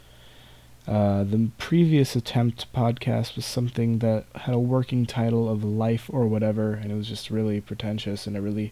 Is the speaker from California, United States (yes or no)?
yes; Campbell, California, United States; also born or lived in San Jose, California; I was born in San Jose and grew up and still am in Campbell, California